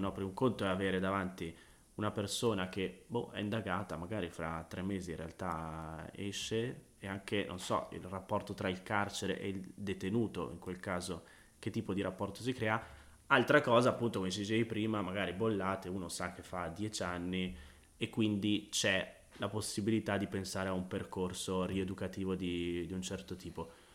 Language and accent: Italian; Busto Arsizio, Lombardy, Italy; moved away; Sono tornato nella mia città natale, a Busto Arsizio